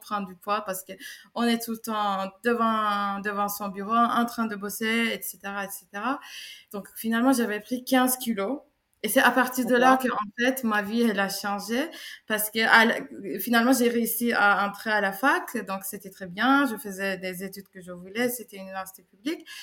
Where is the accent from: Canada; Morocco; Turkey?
Turkey; Istanbul; moved away as an adult; now in France; je viens de Turquie, je suis née à Istanbul, euh, j'ai 32 ans, ça fait 5 ans que je vis en, France